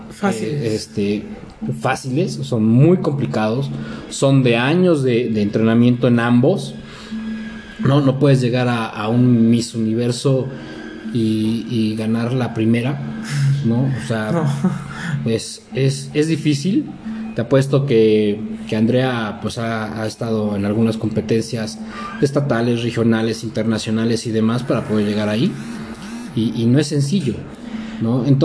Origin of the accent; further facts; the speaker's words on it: Mexico; Soy mexicano.